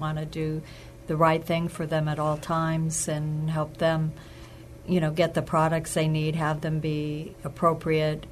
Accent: Hawaii, United States; moved away as an adult; now in San Antonio, United States; growing up in Hawaii, it's very much ingrained in the culture there to take care of your family, your ohana

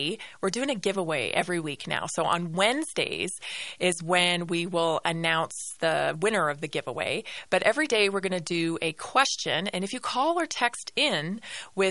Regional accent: Canada; moved away; As a Canadian, right, born and raised in Canada, I've lived through socialized medicine.

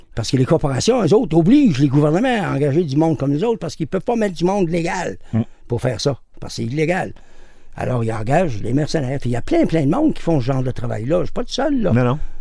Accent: Montreal, Quebec, Canada; je suis revenu chez nous, à Montréal.

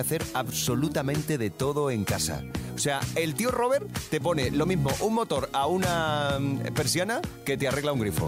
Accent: Germany; moved away; yo también nací en Alemania

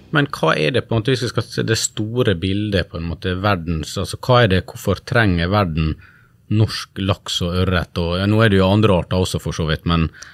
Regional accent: Sunnmøre, Western Norway, Møre og Romsdal, Norway; Jeg har vokst opp på, på Sunnmøre og på Vestlandet

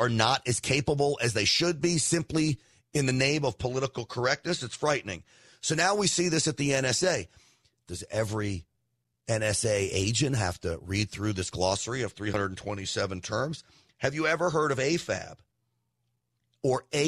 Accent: Scarsdale, New York, United States; I grew up in Scarsdale, New York

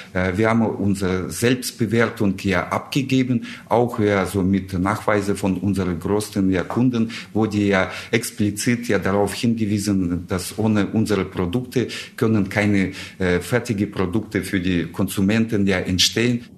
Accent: Russia; German is a second language; moved away as an adult; now in Germany; ich komme ursprünglich aus Russland her. Ich bin äh, vor 26 Jahren nach Deutschland gekommen

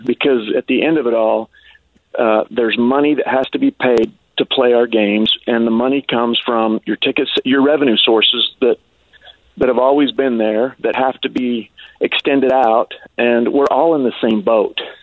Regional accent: Ogden, Utah, United States; I grew up in Ogden

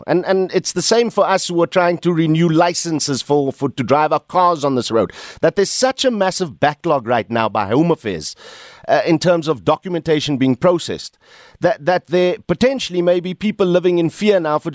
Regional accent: South Africa; I speak as a fellow South African

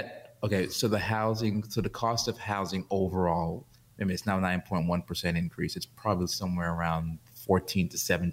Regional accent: New York City, New York, United States; I grew up in New York, I grew up in Brooklyn

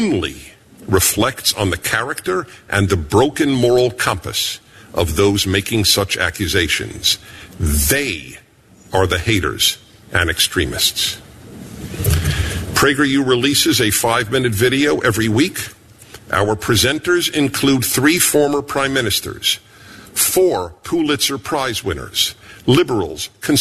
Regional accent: New York City, New York, United States; I was born in Brooklyn, New York.

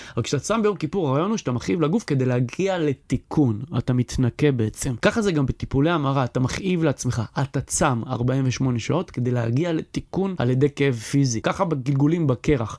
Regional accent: Or Yehuda, Tel Aviv District, Israel; אני מאור יהודה, שגדלתי באור יהודה, שהתחנכתי באור יהודה

